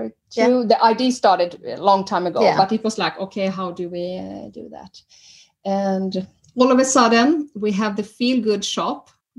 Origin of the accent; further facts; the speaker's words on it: Sweden; moved away as an adult; now in Norway; I'm original from Sweden